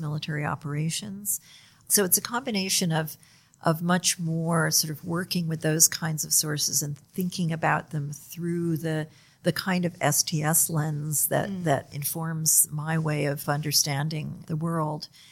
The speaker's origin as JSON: {"language": "English", "country": "United States", "said": "I'm from the United States"}